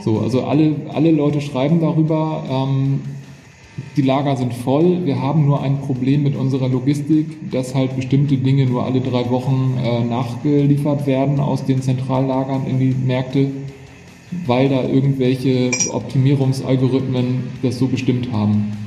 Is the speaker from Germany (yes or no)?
yes; Hamburg, Germany; sind wir beide Hamburger und wir haben hier den Hafen vor Augen